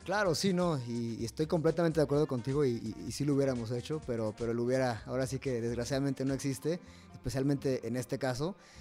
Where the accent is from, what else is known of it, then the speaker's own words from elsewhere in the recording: Jalisco, Mexico; yo soy de Jalisco